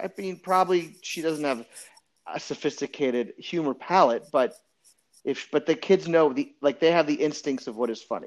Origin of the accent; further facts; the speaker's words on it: New Orleans, Louisiana, United States; also born or lived in Montreal, Quebec / Los Angeles; now in New York, United States; I was born in Montreal, Quebec, and I grew up in New Orleans, Louisiana